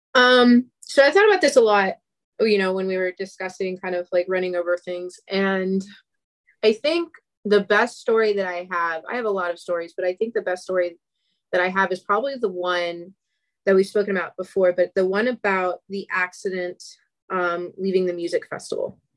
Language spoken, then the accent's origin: English; Atlanta, Georgia, United States; I'm from Atlanta